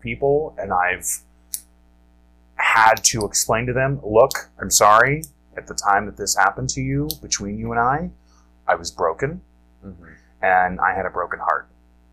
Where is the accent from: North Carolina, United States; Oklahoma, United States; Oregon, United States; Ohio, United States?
Ohio, United States; moved away as an adult; now in Wisconsin, United States; I grew up in Ohio